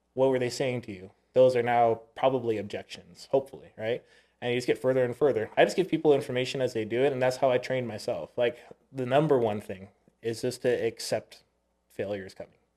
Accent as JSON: {"language": "English", "area": "Oahu", "region": "Hawaii", "country": "United States", "tie": "born or raised there", "moved": "yes", "said": "I was born in Oahu"}